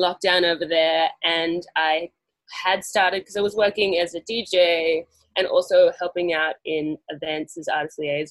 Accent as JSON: {"language": "English", "country": "Australia", "also_born_or_lived": "London", "moved": "as an adult"}